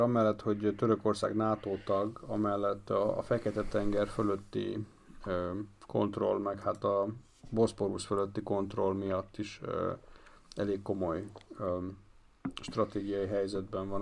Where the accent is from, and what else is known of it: Hungary